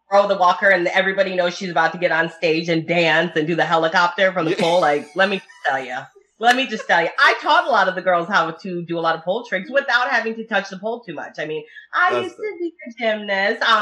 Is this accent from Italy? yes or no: yes; Italy; first language Italian; English is a second language; because I speak Italian and that yes. was my first language. So my mom and my family overseas are going to do some